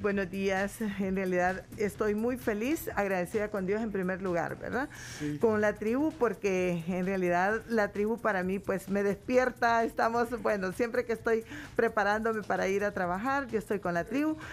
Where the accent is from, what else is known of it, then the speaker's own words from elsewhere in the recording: Jocoro, Morazán, El Salvador; now in Sonsonate, El Salvador; yo nací en el campo y en una, en nuestro querido pueblo Jocoro, Morazán